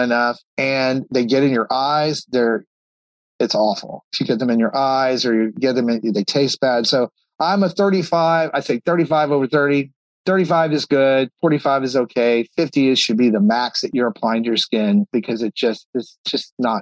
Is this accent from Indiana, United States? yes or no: no; Texas, United States; moved away; I grew up in Texas.